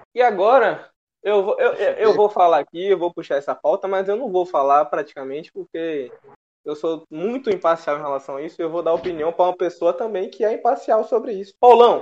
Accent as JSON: {"language": "Portuguese", "town": "Recife", "region": "Pernambuco", "country": "Brazil", "tie": "born or raised there", "said": "eu nasci em Recife"}